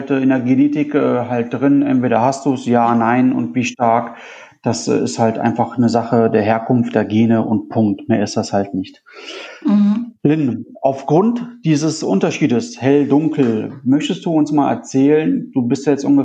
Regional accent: Italy; Du, du weißt ja, wie ich aussehe. Ich bin aus Italien. Ich bin jetzt auch nicht der, auch nicht der, der blasseste, aber auch nicht so dunkel wie

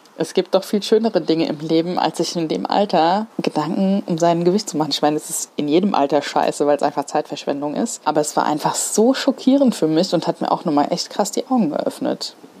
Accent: Mainz, Hesse, Germany; Ich komme tatsächlich äh, hier aus Mainz. Also ich bin echt Menser Mädchen und ich bin in Kostheim groß geworden tatsächlich. bin aber hier in Mainz geboren

